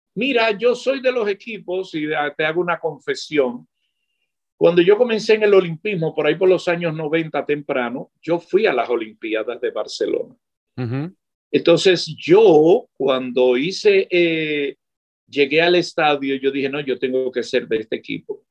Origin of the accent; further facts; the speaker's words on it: Dominican Republic; Yo que trabajo para la televisión en mi país